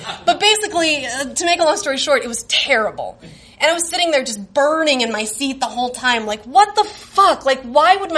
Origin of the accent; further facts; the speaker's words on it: Fort Smith, Arkansas, United States; moved away as an adult; now in Chicago, United States; I grew up in Fort Smith, Arkansas, which is like a dusty manufacturing town